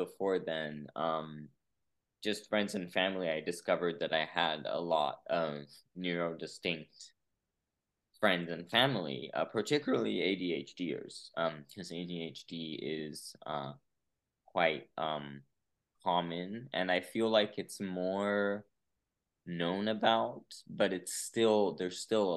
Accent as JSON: {"language": "English", "region": "São Paulo", "country": "Brazil", "tie": "born or raised there", "also_born_or_lived": "San Francisco, California, United States", "moved": "as an adult", "lives_now": "United States", "said": "I was born in Brazil, but then I actually lived here, like came here as a baby, lived here till I was about San Francisco, till I was about 9. And then I actually went back to Brazil till I was 18"}